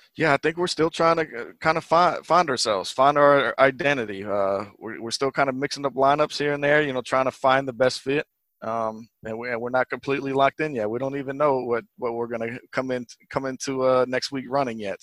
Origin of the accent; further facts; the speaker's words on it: Virginia, United States; moved away as an adult; also born or lived in New Jersey; now in Detroit, United States; born in New Jersey, but I did grow up in, uh, in a kind of a, a country part of, uh, Virginia